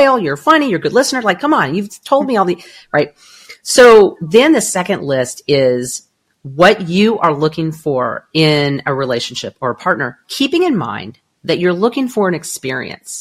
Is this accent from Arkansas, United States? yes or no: no; Southern California, United States; now in Arizona, United States; I am from Southern California.